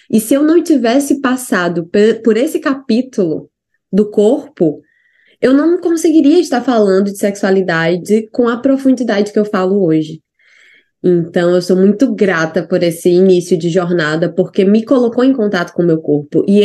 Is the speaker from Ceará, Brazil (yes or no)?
yes; Ceará, Brazil; moved away as an adult; also born or lived in Natal / São Paulo; now in New Zealand